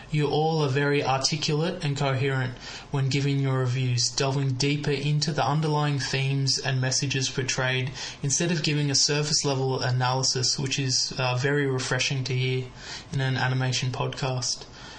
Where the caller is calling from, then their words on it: Melbourne, Victoria, Australia; I'm from Melbourne, Australia